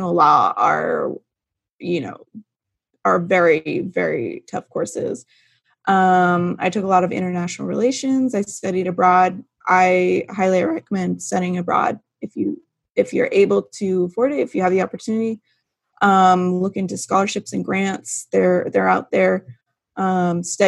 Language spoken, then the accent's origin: English; Turlock, California, United States; moved away as an adult; now in Sacramento, United States; I grew up in Turlock, not too far from Louise, and I attended Turlock High